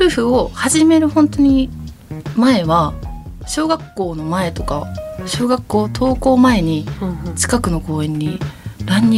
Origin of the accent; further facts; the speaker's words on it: Kyoto, Japan; now in Osaka, Japan; そうなんですよ。京都一緒です。